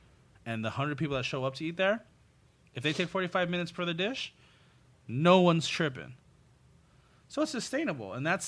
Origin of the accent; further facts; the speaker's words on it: Pico Rivera, California, United States; I grew up in the city of Pico Rivera, predominantly Latino